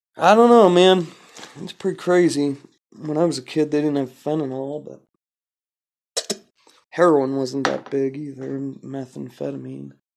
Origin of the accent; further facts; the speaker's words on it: California, United States; I'm from California